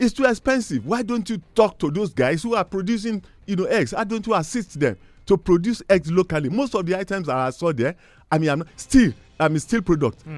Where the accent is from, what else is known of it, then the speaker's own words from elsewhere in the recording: Nigeria; as a Nigerian